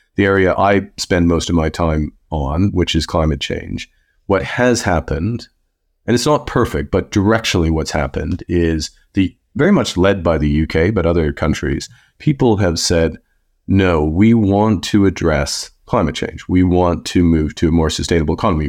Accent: Canada; also born or lived in Fort Smith, Northwest Territories; I grew up in Canada

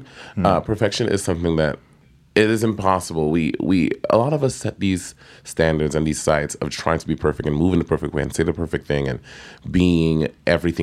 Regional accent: United States; growing up in America

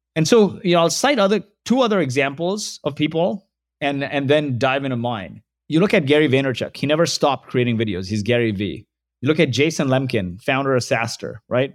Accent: Kuwait; moved away; also born or lived in Mumbai, India; So, I was born in Kuwait. My parents are from India.

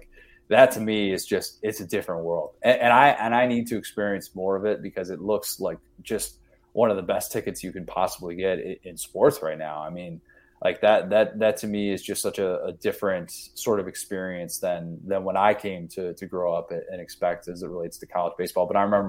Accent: Midwest, United States; now in Orlando, United States; I kind of identify as like a Midwesterner who has really embraced the South. And to be fair, I live in Orlando, man.

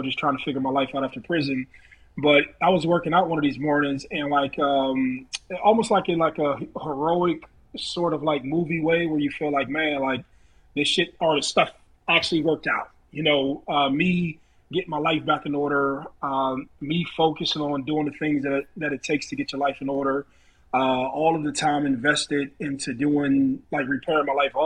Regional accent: Youngstown, Ohio, United States; I'm from Youngstown, Ohio. I played football in Warren.

